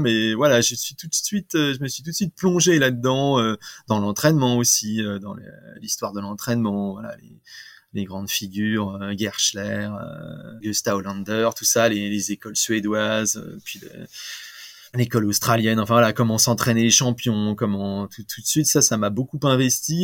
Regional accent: Rambouillet, Île-de-France, France; also born or lived in Videlles, Essonne; j'ai grandi principalement à Rambouillet

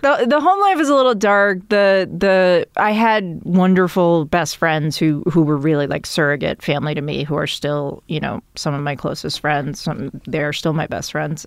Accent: Milton, Massachusetts, United States; moved away as an adult; also born or lived in New York; Milton is fifteen minute drive into Boston, as a kid, the public transportation was not great

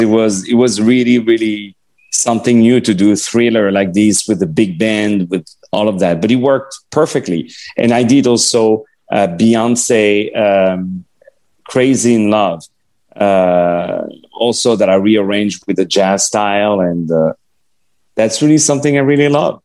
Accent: Paris, Île-de-France, France; first language French; English is a second language; moved away; when I was in Paris and I grew up in Paris

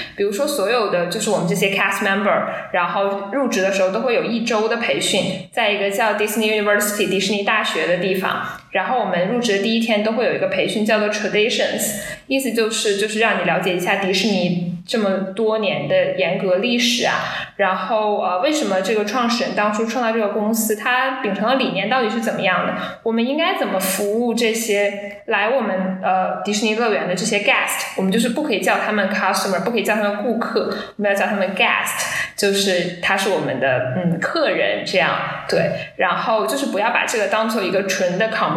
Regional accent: China; 母语不是英语

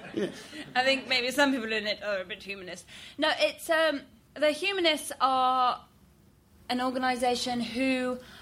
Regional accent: Iran; moved away; I'm originally from Iran

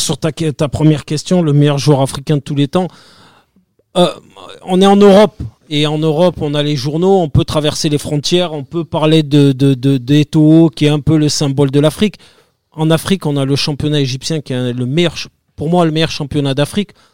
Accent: Marseille, Provence-Alpes-Côte d'Azur, France; je suis Marseillais

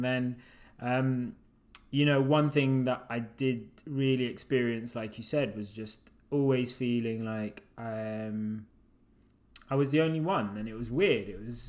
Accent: United Kingdom; also born or lived in Uganda; I was like, wow, I was born there, but I'm from Britain.

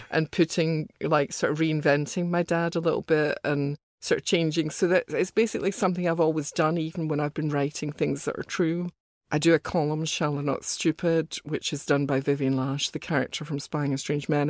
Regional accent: Glasgow, Scotland, United Kingdom; also born or lived in Soho, London; now in London, United Kingdom; when I was young, growing up in Glasgow

